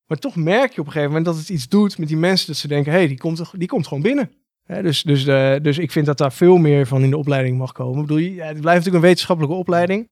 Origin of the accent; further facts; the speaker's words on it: Breukelen, Utrecht, Netherlands; Ik kom oorspronkelijk uit Breukelen